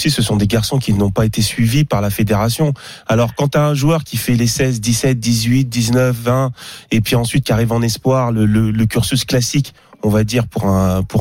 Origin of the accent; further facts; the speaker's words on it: Monaco; Moi, je suis monégasque.